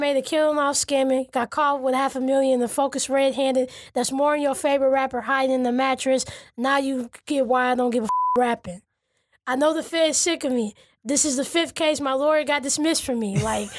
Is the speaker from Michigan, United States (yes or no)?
yes; Detroit, Michigan, United States; I'm from the East Side.